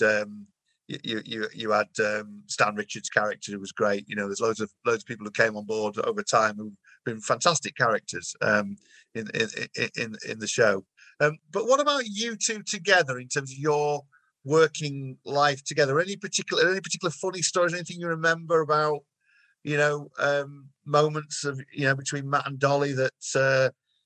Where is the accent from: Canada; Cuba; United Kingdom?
United Kingdom; Yorkshire and the Humber; those of us who are from Yorkshire, I'm from Yorkshire